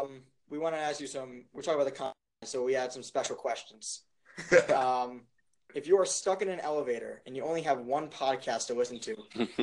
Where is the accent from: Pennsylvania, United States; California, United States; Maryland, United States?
Maryland, United States; Silver Spring; Silver Spring, Maryland.